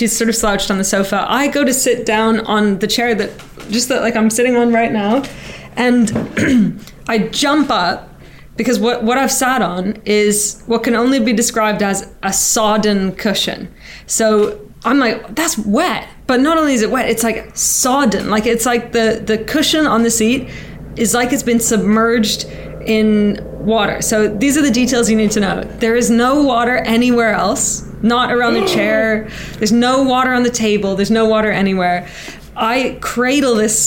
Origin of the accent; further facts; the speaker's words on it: Canada; now in United Kingdom; I'm Canadian